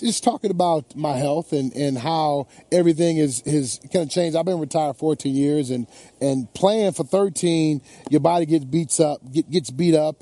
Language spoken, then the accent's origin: English; Detroit, Michigan, United States; my hometown